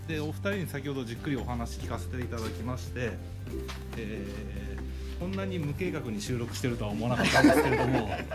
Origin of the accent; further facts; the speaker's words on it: Asahikawa, Hokkaido, Japan; 地元は旭川